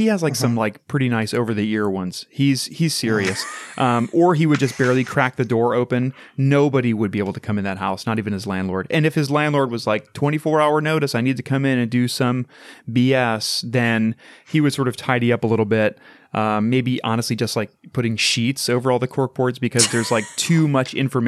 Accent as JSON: {"language": "English", "town": "Madison", "region": "Ohio", "country": "United States", "tie": "born or raised there", "said": "I grew up in Madison, Ohio."}